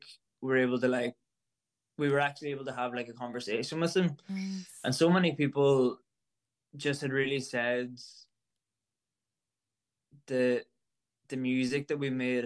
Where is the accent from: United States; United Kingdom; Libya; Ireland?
Ireland; an Irish musician